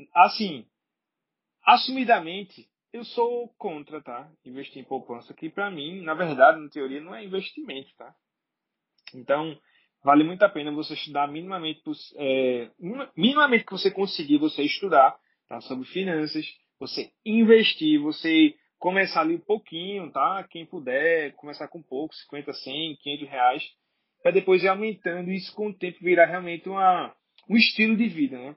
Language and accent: Portuguese; Brazil; sou brasileiro